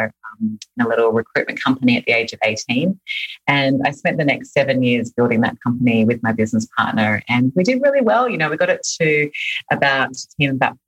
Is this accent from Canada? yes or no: no; Sydney, New South Wales, Australia; moved away as an adult; now in Los Angeles, United States; I'm Australian. I was born and raised in Sydney, Australia, and moved to LA 5 years ago now.